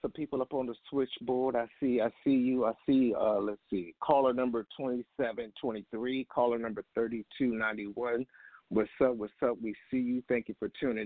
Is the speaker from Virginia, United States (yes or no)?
yes; Virginia, United States; moved away; I'm from the 757